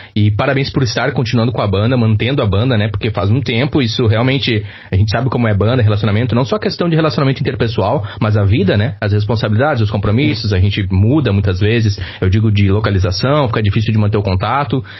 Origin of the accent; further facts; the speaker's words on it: Campo Bom, Rio Grande do Sul, Brazil; Campo Bom, minha cidade, minha terra natal